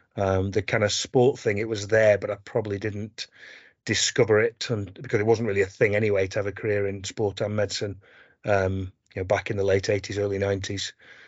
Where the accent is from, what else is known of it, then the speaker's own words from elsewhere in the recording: Barnsley, Yorkshire and the Humber, United Kingdom; moved away as an adult; now in Scotland, United Kingdom; So originally I'm from Barnsley in South Yorkshire.